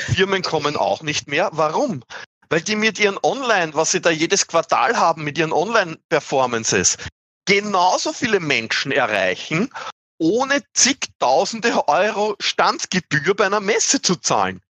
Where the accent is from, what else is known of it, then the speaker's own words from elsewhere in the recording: Austria; accent: Austrian; mein Dialekt zu österreichisch